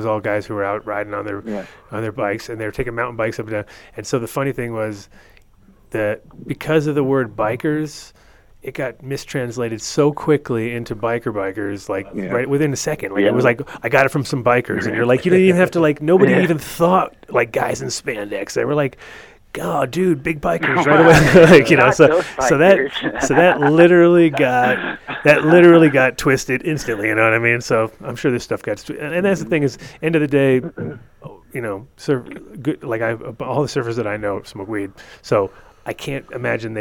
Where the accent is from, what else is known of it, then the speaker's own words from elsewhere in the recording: Narragansett Bay, Rhode Island, United States; now in Colorado, United States; I was growing up in Narragansett Bay, and all these guys were lobster fishermen.